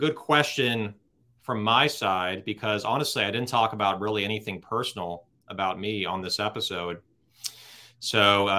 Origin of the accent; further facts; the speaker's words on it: Los Angeles, California, United States; Born here, raised here.